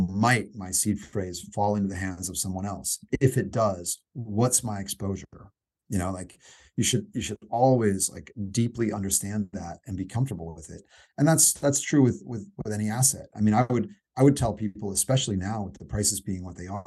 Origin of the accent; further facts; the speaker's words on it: Indiana, United States; I'm a skateboarder from Indiana